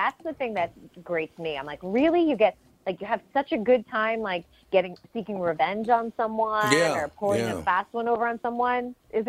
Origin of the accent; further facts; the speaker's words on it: New England, United States; now in Los Angeles, United States; I come from New England, and we all live in houses from the 1600s